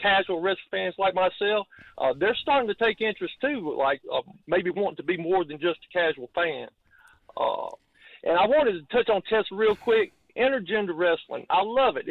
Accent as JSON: {"language": "English", "region": "the South", "country": "United States", "said": "I'm from the South"}